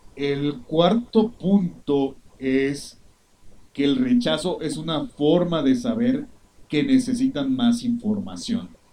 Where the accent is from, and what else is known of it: Mexico